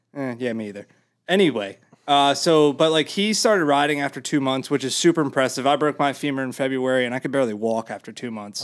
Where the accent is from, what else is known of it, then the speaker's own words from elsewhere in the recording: Mid-Atlantic, United States; I'm from the Mid-Atlantic